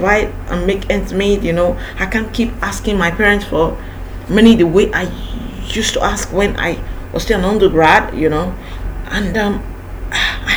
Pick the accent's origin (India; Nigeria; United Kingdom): Nigeria; Ibadan, Oyo; also born or lived in Lagos; I went back to my hometown, which is Ibadan